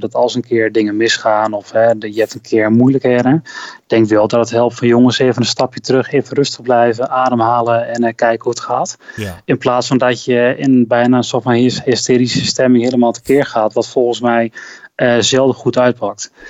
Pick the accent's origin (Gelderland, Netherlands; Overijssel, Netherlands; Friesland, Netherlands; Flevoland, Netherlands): Overijssel, Netherlands; Delden; moved away as an adult; also born or lived in Hengelo / Enschede / Groningen / Amsterdam; ik ben inderdaad opgegroeid in Delden